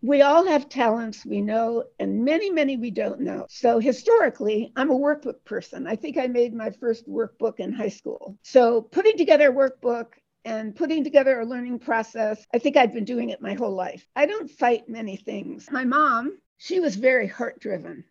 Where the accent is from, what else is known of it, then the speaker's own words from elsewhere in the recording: Detroit, Michigan, United States; I was born in Detroit, Michigan